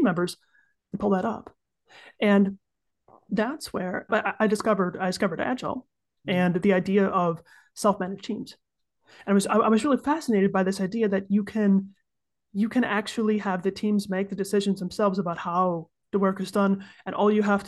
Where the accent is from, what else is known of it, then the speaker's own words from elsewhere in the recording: United States; moved away as an adult; now in Switzerland; I'm an American who's been living in Switzerland for about 10 years now